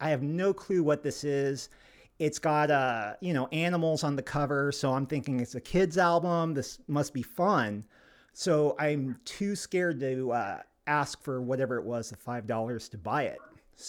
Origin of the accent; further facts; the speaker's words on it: Arkansas, United States; when I was growing up in Arkansas as a little boy, there was a corner store down the road from us, and we were a very poor family.